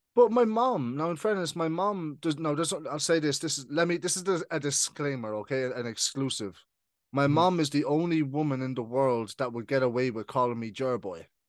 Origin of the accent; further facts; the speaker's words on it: Ireland; also born or lived in United Kingdom; I moved to Ireland when I was 7 mm-hmm. So I've been living in Ireland for now for twenty years